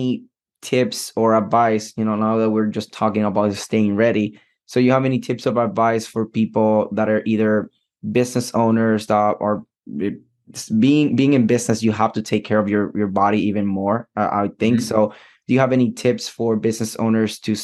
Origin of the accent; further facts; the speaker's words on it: Puerto Rico; moved away; I'm from Puerto Rico